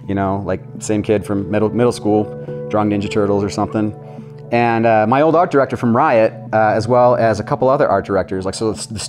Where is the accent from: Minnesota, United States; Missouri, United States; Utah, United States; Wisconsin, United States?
Utah, United States; St. George; moved away as an adult; also born or lived in Orange County, California; we moved away from Orange County, back to the hometown of Utah, back to St. George